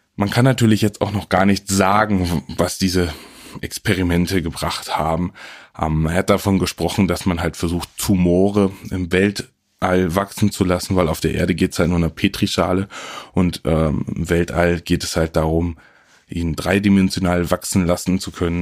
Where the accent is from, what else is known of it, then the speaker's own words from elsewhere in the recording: Friesland, Lower Saxony, Germany; Ich komme ja aus Friesland, nicht zu verwechseln mit Ostfriesland oder Nordfriesland, es liegt irgendwo ein bisschen dazwischen.